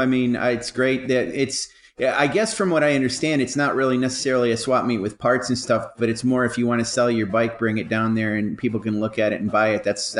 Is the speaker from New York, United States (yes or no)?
yes; New York, United States; moved away; we went back to my home state of New York